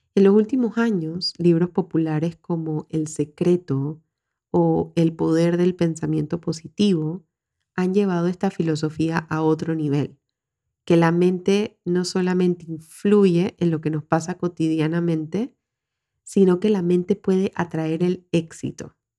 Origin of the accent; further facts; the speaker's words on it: Panama; en mi país, Panamá